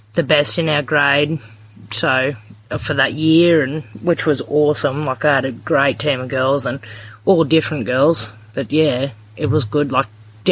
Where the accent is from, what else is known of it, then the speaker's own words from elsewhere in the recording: Injune, Queensland, Australia; I'm from a little town called Injern, Queensland, which is about 90 kilometres north of Roma